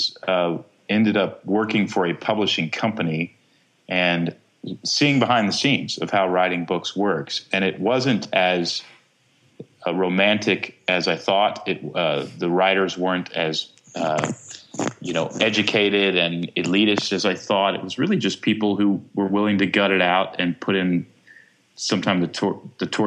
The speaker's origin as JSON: {"language": "English", "region": "Texas", "country": "United States", "tie": "born or raised there", "said": "I grew up in Texas"}